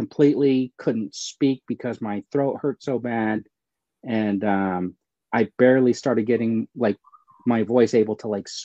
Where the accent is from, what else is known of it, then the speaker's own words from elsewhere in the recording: California, United States; I'm from California